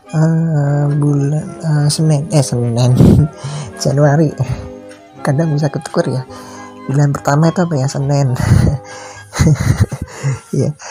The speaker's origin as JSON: {"language": "Indonesian", "town": "Surakarta", "region": "Central Java", "country": "Indonesia", "tie": "born or raised there", "said": "aku sedang ada di Solo di tempat kelahiranku di tempatku ber uh, tempat aku besar tempat kelahiranku tempat aku besar tempat orang tua aku juga"}